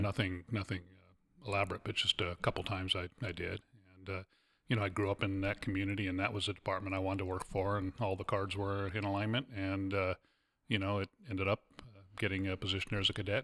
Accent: Fullerton, California, United States; moved away; I was actually born and raised in Fullerton, California

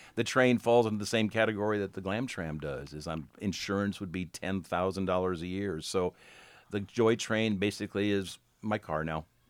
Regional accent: Astoria, Oregon, United States; growing up in Astoria

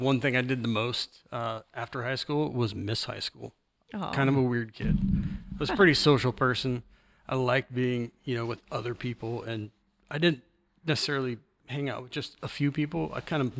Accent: Astoria, Oregon, United States; also born or lived in Reno, Nevada / Springfield; now in Warrenton, United States; So I would say I'm originally from Astoria. Been in Astoria since I was probably 2 or 3 years old.

